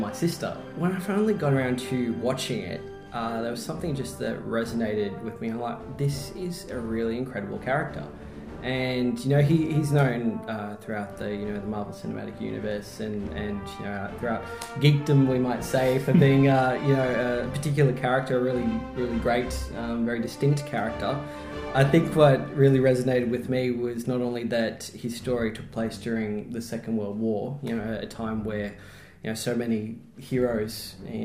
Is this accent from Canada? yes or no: no; Melbourne, Victoria, Australia; I grew up in Melbourne, so I'm a Melbourne boy, born and bred